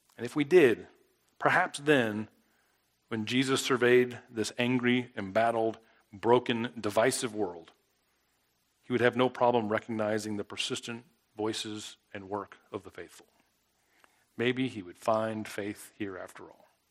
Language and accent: English; South Florida, United States; now in Mississippi, United States; I grew up in South Florida